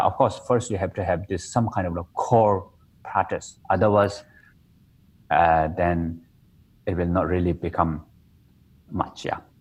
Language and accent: English; Nepal; in my hometown, I was born in Nepal in the Himalaya mountain.